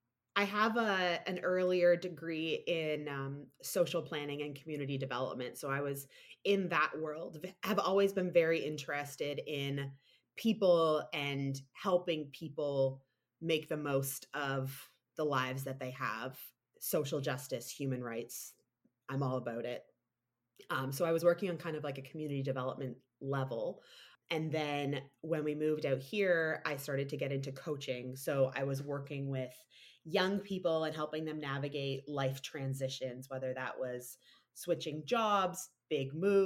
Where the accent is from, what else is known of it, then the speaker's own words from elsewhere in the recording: Ontario, Canada; No, I actually grew up in Ontario, outside of Toronto, quite rurally, actually.